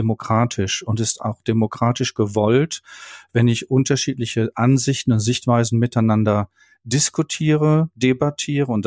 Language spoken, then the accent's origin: German; North Rhine-Westphalia, Germany; ich komme aus dem Ruhrgebiet, wir hatten in den 70er Jahren den, den Strukturwandel im Ruhrgebiet